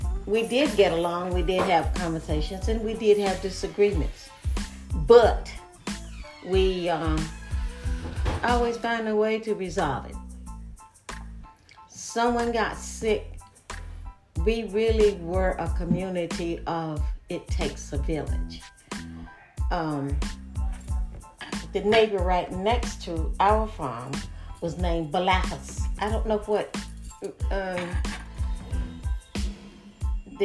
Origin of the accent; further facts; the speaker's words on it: Pitt County, North Carolina, United States; I am a native of Pitt County, and I was born during World War II